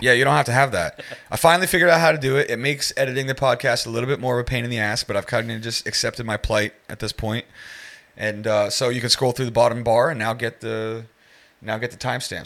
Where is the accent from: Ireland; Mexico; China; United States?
United States; now in Singapore; I'm American, too